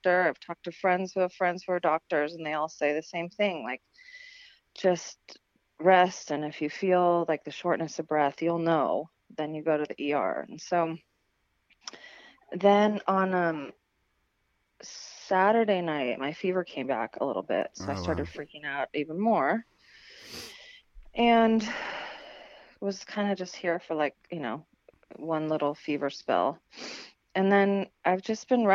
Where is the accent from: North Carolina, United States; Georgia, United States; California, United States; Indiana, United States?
California, United States; growing up in California